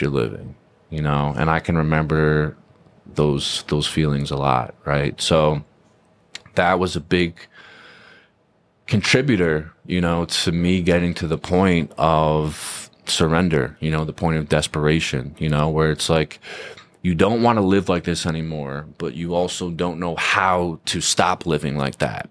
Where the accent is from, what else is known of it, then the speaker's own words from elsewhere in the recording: Fair Haven, New Jersey, United States; moved away as an adult; also born or lived in Queens, New York; now in Southern California, United States; I'm from Monmouth County, New Jersey, born and raised, small town called Fairhaven, in between Red Bank and Rumson. Uh, grew up there